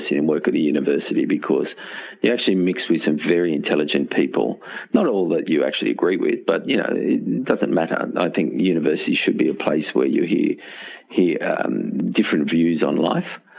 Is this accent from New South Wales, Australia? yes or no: yes; Castle Hill, New South Wales, Australia; Grew up at Castle Hill, went to Castle Hill Infants, Castle Hill Public School, Castle Hill High School